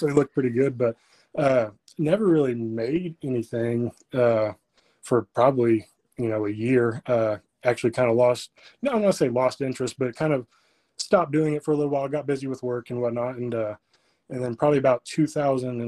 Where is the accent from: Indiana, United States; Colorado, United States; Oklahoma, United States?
Oklahoma, United States; Freedom; I am from Freedom, which nobody probably knows where that is, but it is about 25-ish miles west of Alva